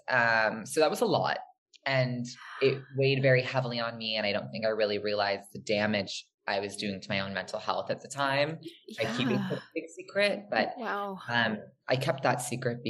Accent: East Coast, United States; moved away as an adult; also born or lived in New York / New Jersey; now in Los Angeles, United States; I was born in Los Angeles, but I was raised on the East Coast and lived on the East Coast for about 17 years between New York and New Jersey

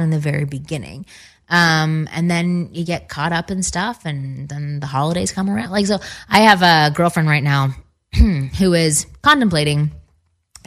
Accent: Toronto, Ontario, Canada; I'm from Toronto as well

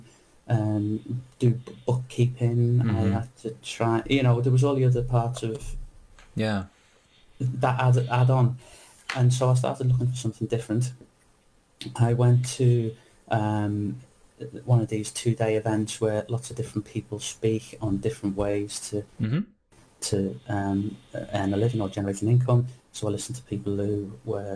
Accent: Liverpool, North West England, United Kingdom; moved away; also born or lived in London; I'm from Liverpool. From Liverpool originally in England, but I've only ever worked in London.

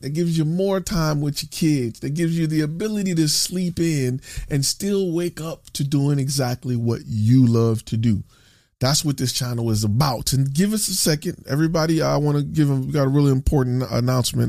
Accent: Dallas, Texas, United States; I'm from Dallas. I'm, I live in Dallas

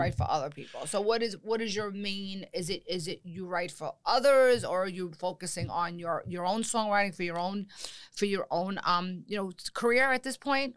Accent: United States; also born or lived in New York / New Jersey; growing up in New York and New Jersey

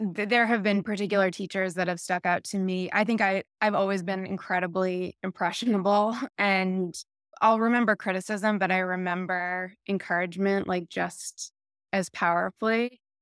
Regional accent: Lexington, Massachusetts, United States; Lexington, Massachusetts.

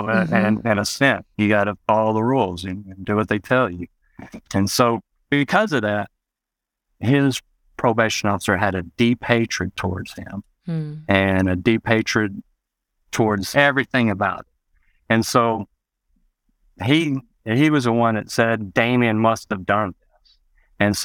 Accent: West Memphis, Arkansas, United States; also born or lived in Marion, Arkansas; growing up in West Memphis and Marion

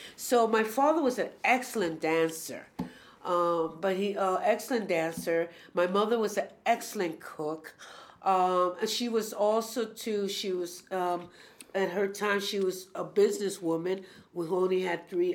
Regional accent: New York City, New York, United States; I grew up in Spanish Harlem during when New York City was Jim Crow

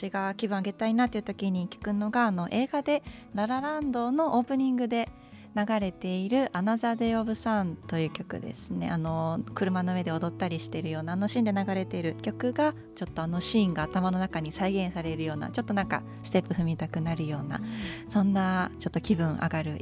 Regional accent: Hamamatsu, Shizuoka, Japan; まあ、好きな場所我々の地元浜松で

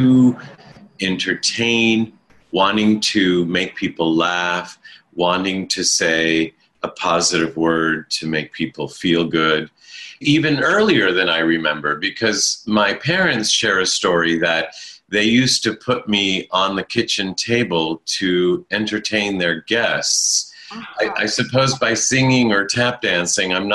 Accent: United States; first language Italian; English is a second language; I was born in America

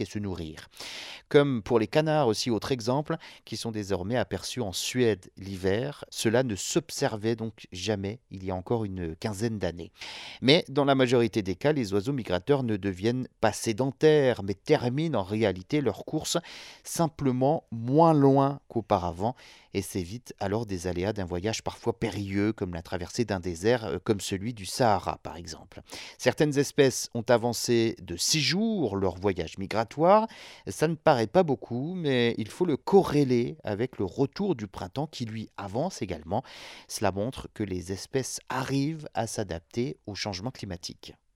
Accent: France; chez nous en France

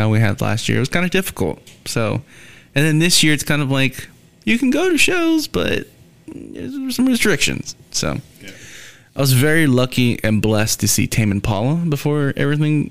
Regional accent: Texas, United States; I was born in Texas, Texan through and through.

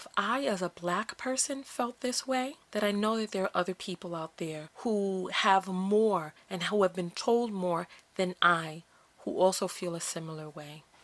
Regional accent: United States; here I am born in America

